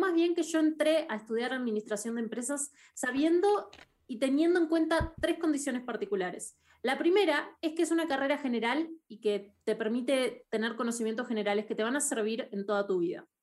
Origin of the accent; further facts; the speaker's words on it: Uruguay; en Uruguay yo soy uruguaya, crecí en Uruguay, todo mi colegio lo hice en Uruguay